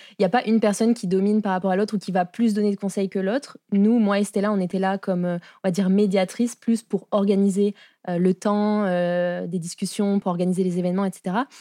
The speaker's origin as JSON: {"language": "French", "country": "France", "accent": "French", "moved": "as an adult", "lives_now": "Montreal, Canada", "said": "je suis arrivée à Montréal en 2019, puisque ça s'entend à mon accent, je suis française."}